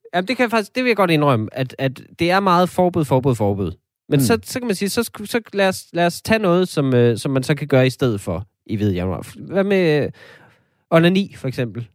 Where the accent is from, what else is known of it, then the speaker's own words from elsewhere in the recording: Denmark; som danskere